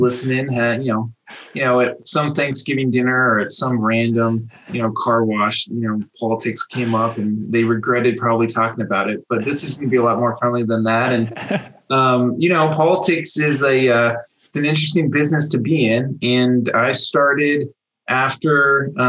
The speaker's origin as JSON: {"language": "English", "town": "Boulder", "region": "Colorado", "country": "United States", "tie": "born or raised there", "also_born_or_lived": "Washington, D.C.", "said": "Dylan and I grew up together in Boulder"}